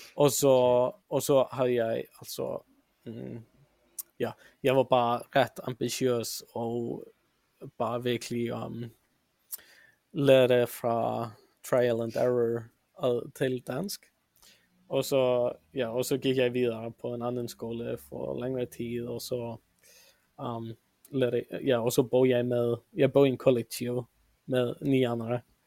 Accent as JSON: {"language": "Swedish", "town": "Reykjavik", "region": "Capital Region", "country": "Iceland", "tie": "born or raised there", "also_born_or_lived": "Denmark", "second_language": "Swedish", "moved": "as an adult", "lives_now": "Vancouver, Canada", "said": "jag kommer från Reykjavik och jag är för det mesta uppvuxen i Mittbyen"}